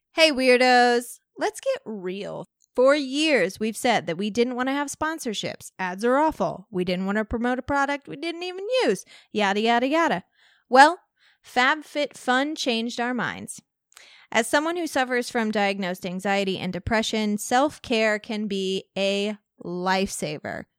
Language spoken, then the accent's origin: English; Walnut Hill, Illinois, United States; growing up in Walnut Hill, Ill-, Illinois.